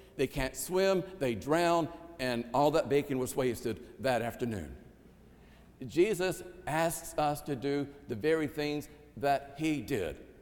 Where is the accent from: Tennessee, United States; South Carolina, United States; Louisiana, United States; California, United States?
South Carolina, United States; Ninety Six; my hometown of 96, South Carolina